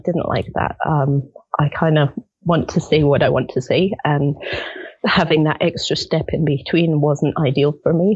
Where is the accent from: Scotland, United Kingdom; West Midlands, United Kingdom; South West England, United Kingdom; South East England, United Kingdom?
Scotland, United Kingdom; Edinburgh; moved away as an adult; also born or lived in Netherlands; now in Tauranga, New Zealand; I was born and brought up in Edinburgh, Scotland